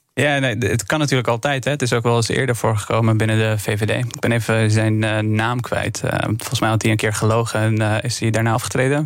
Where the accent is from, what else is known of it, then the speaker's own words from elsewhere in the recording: Afghanistan; now in Netherlands; Ik kom zelf uit Afghanistan, 2002 naar Nederland gekomen